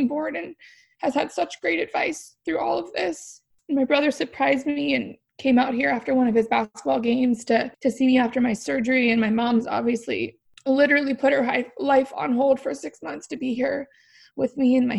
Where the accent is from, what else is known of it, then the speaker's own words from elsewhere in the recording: Palo Alto, California, United States; now in Calabasas, United States; I grew up in the Bay Area